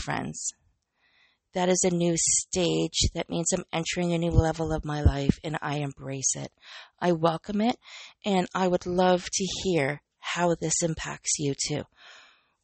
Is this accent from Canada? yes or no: yes; Canada; I'm Canadian